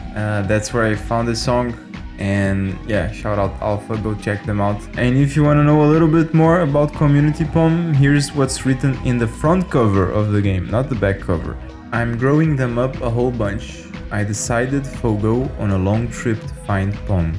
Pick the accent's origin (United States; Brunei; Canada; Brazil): Brazil; my home country of Brazil